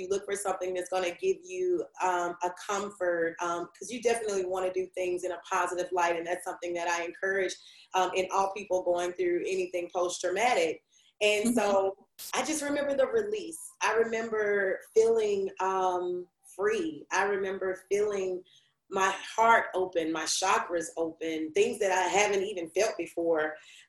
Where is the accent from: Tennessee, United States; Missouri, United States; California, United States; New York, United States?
Tennessee, United States; Memphis; I'm just old country girl with city goals. I'm from Memphis, Tennessee.